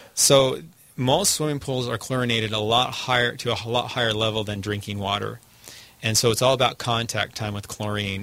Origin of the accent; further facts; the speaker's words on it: United States; as an American